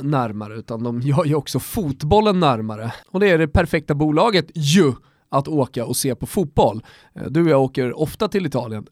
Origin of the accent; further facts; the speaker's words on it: Södertälje, Stockholm County, Sweden; där jag är ifrån, Södertälje trakten.